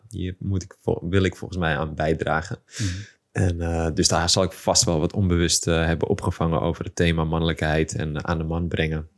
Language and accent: Dutch; Amsterdam, North Holland, Netherlands; geboren en getogen in Amsterdam